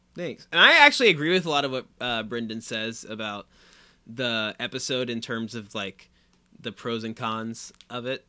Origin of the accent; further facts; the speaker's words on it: Anderson, Indiana, United States; moved away; our own hometown mascot